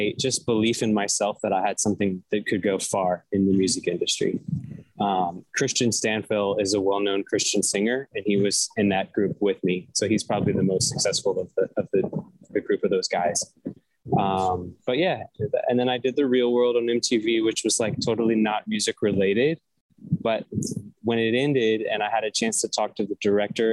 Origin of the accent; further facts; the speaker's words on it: Atlanta, Georgia, United States; moved away as an adult; also born or lived in Nashville; I grew up in Atlanta, Georgia